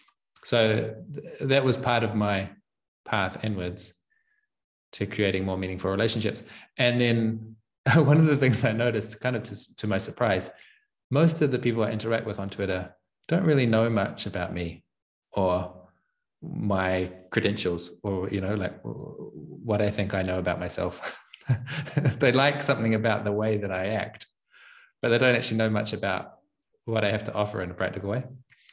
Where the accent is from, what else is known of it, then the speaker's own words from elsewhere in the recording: New Zealand; moved away as an adult; well, I'm from New Zealand, but it gets distorted by having spent most of the last 6 years outside of New Zealand. And I don't know how to do a proper New Zealand accent anymore.